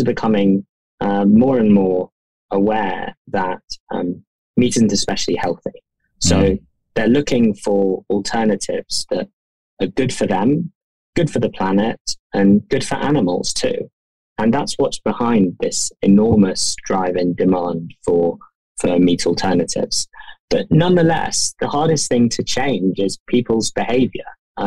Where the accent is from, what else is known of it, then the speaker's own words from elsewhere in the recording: London, United Kingdom; I'm a Londoner, and so is my co-founder.